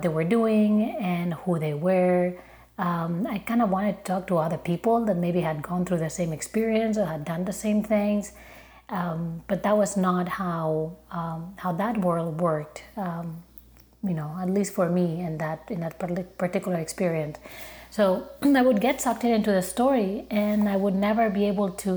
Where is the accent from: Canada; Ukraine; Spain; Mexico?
Spain; Barcelona, Catalonia; moved away as an adult; now in Chicago, United States; I'm originally from Barcelona, but I've been living in Chicago for more than 10 years now